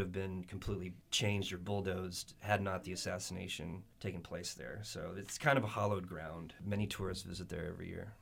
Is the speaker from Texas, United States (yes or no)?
yes; Texas, United States; I grew up in Texas